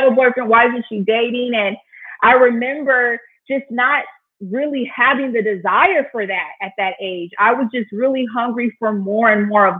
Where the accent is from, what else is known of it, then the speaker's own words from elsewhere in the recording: Inland Empire, California, United States; moved away as an adult; also born or lived in Oceanside, California; now in Chicago, United States; I was like born and raised in the beautiful state of California. So I'm a West Coast girl, born in Oceanside. And then I was raised like in the Inland Empire